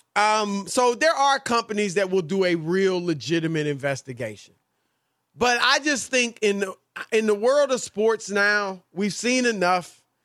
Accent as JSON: {"language": "English", "region": "Midwest", "country": "United States", "tie": "born or raised there", "moved": "yes", "said": "when I was a kid growing up in the Midwest"}